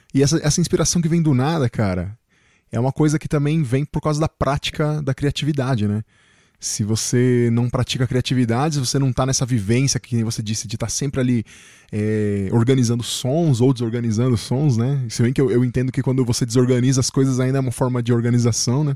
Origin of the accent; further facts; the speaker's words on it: Chile; now in Brazil; eu nasci no Chile, né? Vim pro Brasil, mas sempre vivi na cidade.